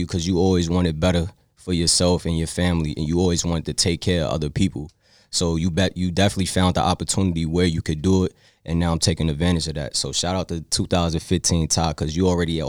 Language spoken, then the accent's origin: English; New York, United States; now in Richmond, United States; I'm from New York, so I know what it is to, like, to live in a lit city.